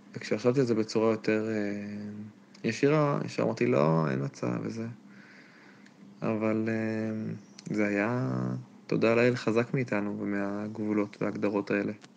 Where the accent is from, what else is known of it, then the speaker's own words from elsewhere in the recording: Jerusalem, Jerusalem District, Israel; גדלתי בירושלים